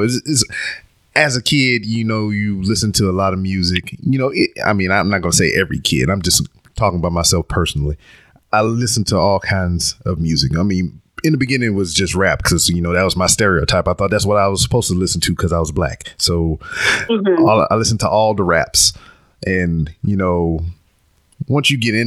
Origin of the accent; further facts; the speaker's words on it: Louisiana, United States; I'm from Louisiana, and you know, I'm about 3 hours away from there